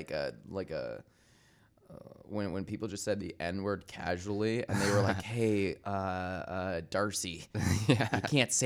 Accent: Michigan, United States; it means something in my world where I grew up in Michigan and people shit on me for being gay.

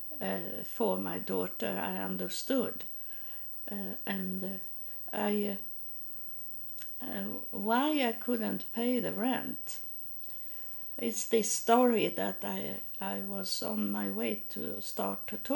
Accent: Sweden; moved away; I'm from Sweden. I'm not American.

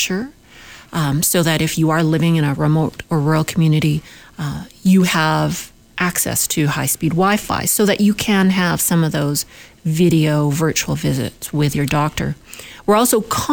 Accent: Winnipeg, Manitoba, Canada; I'm from Winnipeg, in Manitoba

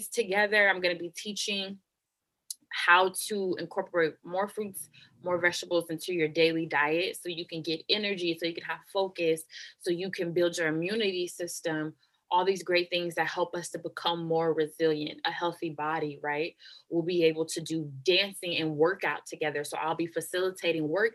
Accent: Oakland, California, United States; moved away as an adult; also born or lived in North Jersey, New Jersey; I was born and raised in Oakland, California, grew up in the Bay Area my whole life

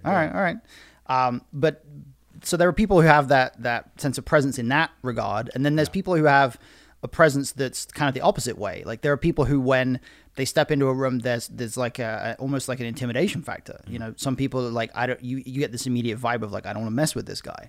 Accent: United Kingdom; I'm British

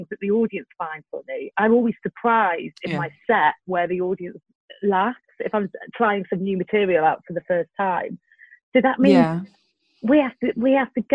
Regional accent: Brighton, South East England, United Kingdom; now in London, United Kingdom; I'm from Brighton, and I live more in London now.

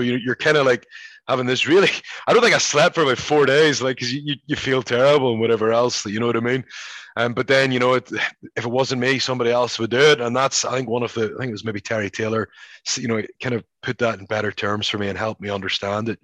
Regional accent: Belfast, Northern Ireland, United Kingdom; moved away as an adult; also born or lived in Scotland; now in United States; growing up in Belfast

